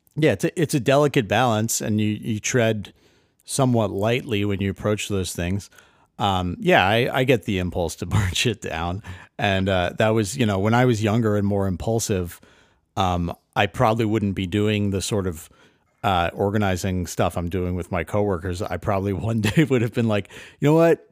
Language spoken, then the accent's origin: English; Connecticut, United States; I, I grew up in Connecticut, and, uh, I, my town was, you know, ninety-nine percent white.